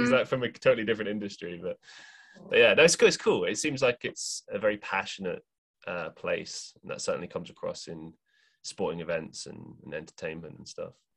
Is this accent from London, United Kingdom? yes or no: yes; London, United Kingdom; moved away as an adult; also born or lived in Europe; now in Manchester, United Kingdom; I grew up in London